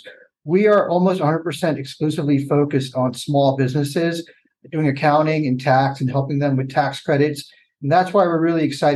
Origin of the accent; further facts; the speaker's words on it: Palm Beach County, Florida, United States; I was born and raised in Palm Beach County